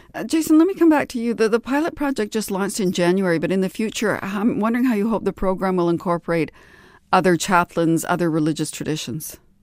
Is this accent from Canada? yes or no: yes; North Vancouver, British Columbia, Canada; Growing up on the north shore of Vancouver